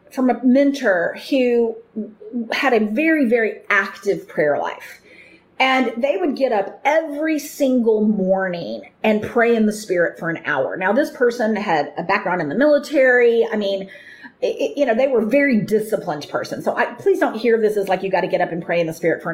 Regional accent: United States; I grew up in America.

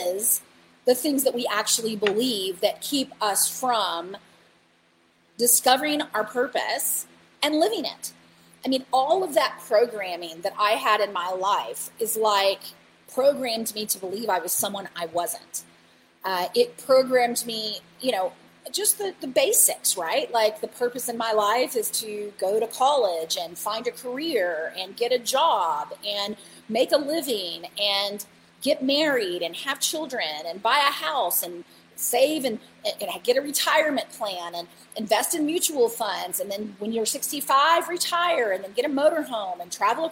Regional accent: Bible Belt, Southern United States, United States; I grew up in the Bible Belt

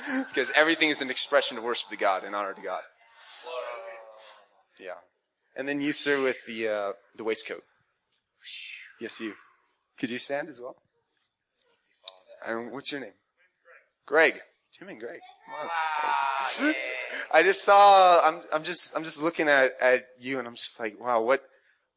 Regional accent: Canada; I'm from Canada

